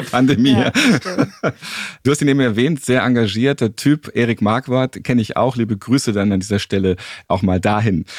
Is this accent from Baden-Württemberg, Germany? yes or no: no; Hamburg, Germany; Ich bin tatsächlich Hamburger und Städter